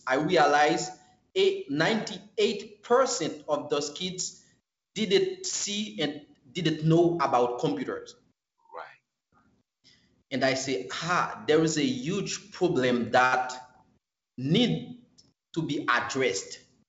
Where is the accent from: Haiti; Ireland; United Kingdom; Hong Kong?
Haiti; Hinche, Centre; moved away as an adult; now in Les Cayes, Haiti; But I am from Hinge, the central plateau, center of Haiti.